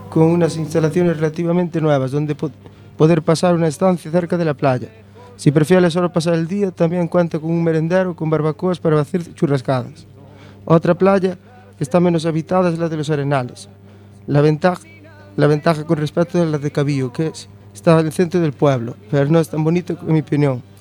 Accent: A Pobra do Caramiñal, Galicia, Spain; hasta mi pueblo, un pueblo rico

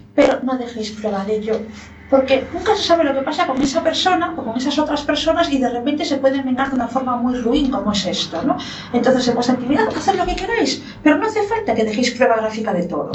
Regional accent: Lugo, Galicia, Spain; ¿gallega de dónde yo? De Lugo

